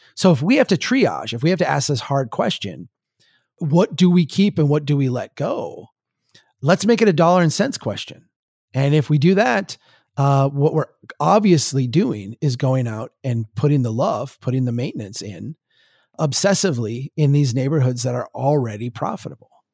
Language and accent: English; Brainerd, Minnesota, United States; born or raised there